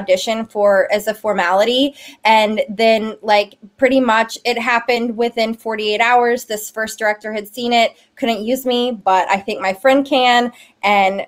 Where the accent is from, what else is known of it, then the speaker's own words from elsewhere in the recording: Memphis, Tennessee, United States; moved away; I'm originally from Memphis, Tennessee